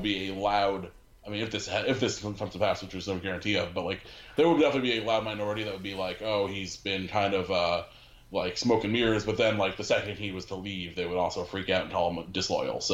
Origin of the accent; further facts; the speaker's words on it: Stamford, Connecticut, United States; I went to Half Full Brewery in my hometown of Stamford